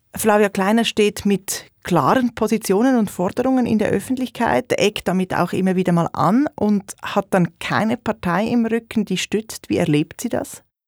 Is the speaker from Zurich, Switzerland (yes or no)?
yes; Zurich, Switzerland; Als Zürcherin und Historikerin